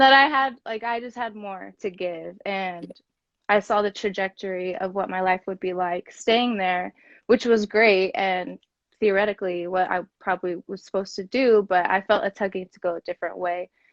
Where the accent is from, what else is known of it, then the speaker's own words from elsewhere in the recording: Kansas City, United States; moved away as an adult; also born or lived in San Diego; I'm from Kansas City